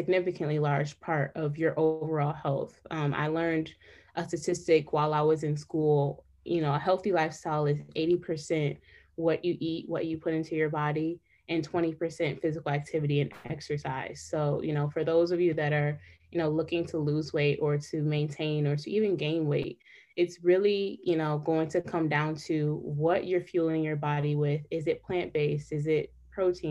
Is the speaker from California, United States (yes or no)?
no; Detroit, Michigan, United States; also born or lived in North Carolina; I am from Detroit, Michigan